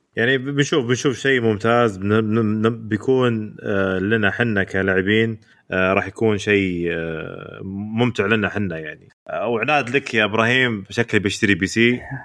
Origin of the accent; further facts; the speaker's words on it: Saudi Arabia; حنا يا سعوديين